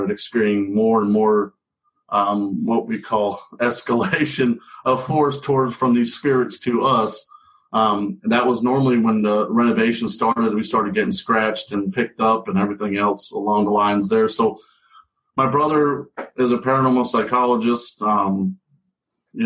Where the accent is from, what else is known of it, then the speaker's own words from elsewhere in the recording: New England, United States; moved away; I grew up in New England